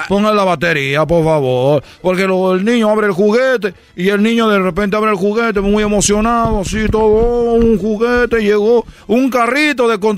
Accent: Cuba; soy de Cuba. No comemos nada

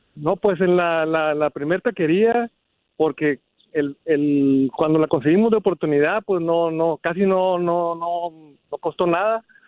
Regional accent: Sinaloa, Mexico; now in Los Angeles area, United States; como somos de Sinaloa

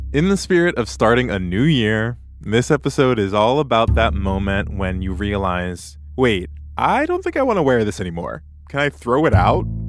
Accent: Tennessee, United States; I'm from Tennessee

